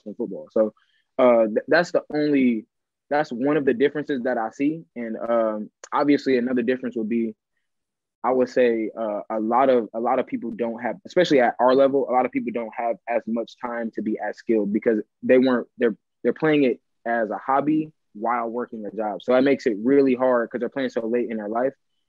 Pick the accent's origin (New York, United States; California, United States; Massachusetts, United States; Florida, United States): California, United States; Los Angeles; moved away as an adult; now in Germany; I'm from Los Angeles, so it's like I'm from one of the greatest places in the world if you let me tell it